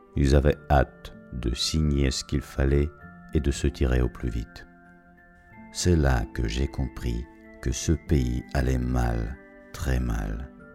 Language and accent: French; Russia; moved away as an adult; mon pays